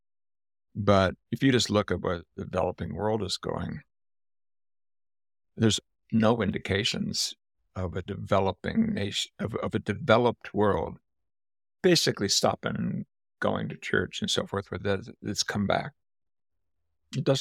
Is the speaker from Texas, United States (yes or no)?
no; Southern California, United States; moved away; also born or lived in West Virginia; I grew up in Southern California